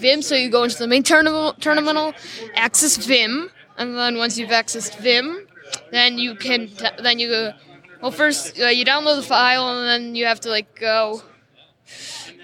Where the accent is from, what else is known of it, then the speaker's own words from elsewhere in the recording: Greendale, Wisconsin, United States; I'm from Greendale, Milwaukee County